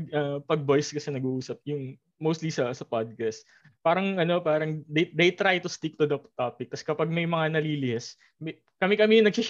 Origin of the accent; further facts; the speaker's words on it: Muntinlupa, Metro Manila, Philippines; I'm from Muntinlupa.